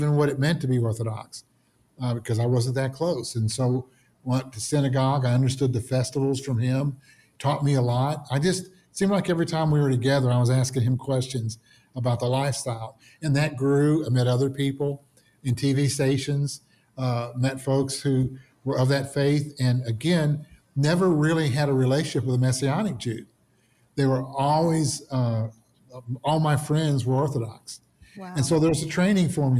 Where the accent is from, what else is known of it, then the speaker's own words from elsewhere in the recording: the South, United States; growing up in the South